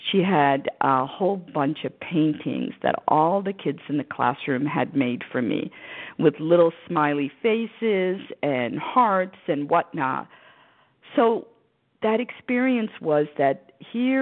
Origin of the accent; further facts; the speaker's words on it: St. Louis, Missouri, United States; English is a second language; now in Maryland, United States; I grew up in St. Louis, Missouri, in the suburbs